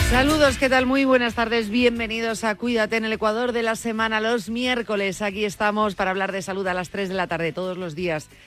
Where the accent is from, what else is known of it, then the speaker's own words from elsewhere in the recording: Galicia, Spain; en mi tierra, en Galicia